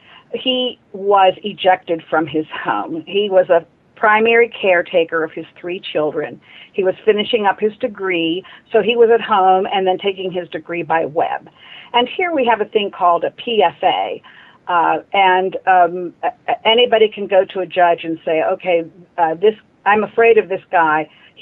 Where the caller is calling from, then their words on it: Pittsburgh, Pennsylvania, United States; I'm calling from Pittsburgh, Pennsylvania.